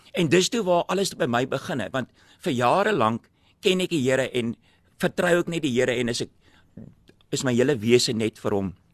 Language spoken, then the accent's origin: Afrikaans; Cape Town, Western Cape, South Africa; also born or lived in Robertson; Ek het groot geword in Epping en julle almal weet waar Epping is, nie Ryterwag nou nie, die ou Epping